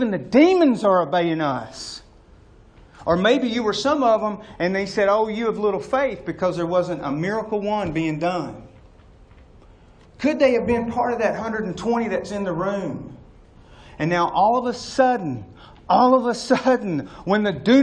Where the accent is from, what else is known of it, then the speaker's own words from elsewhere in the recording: Tullahoma, Tennessee, United States; I'm from Coffee County. I'm from Tullahoma.